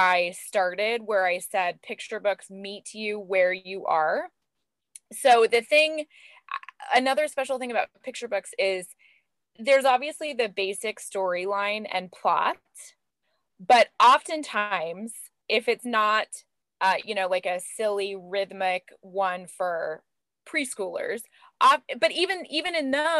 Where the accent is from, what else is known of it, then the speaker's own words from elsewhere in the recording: LA County, Southern California, United States; also born or lived in Orange County, California; I grew up in Southern California in LA County